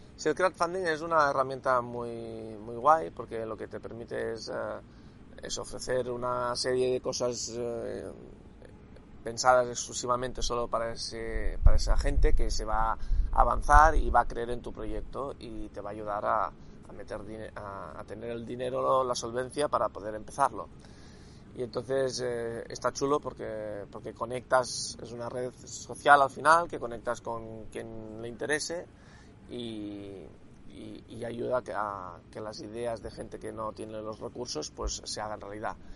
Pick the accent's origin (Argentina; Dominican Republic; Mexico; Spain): Spain; Catalonia; Cataluña, de que soy catalán